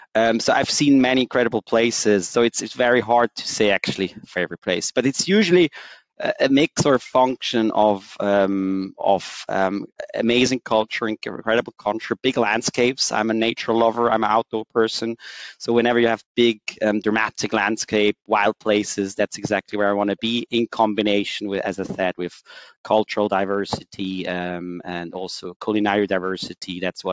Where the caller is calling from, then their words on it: Zurich, Switzerland; So I'm joining from Zurich. I'm based out of Switzerland